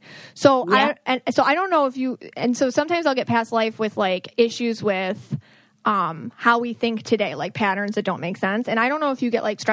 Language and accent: English; Buffalo, New York, United States; I'm from Buffalo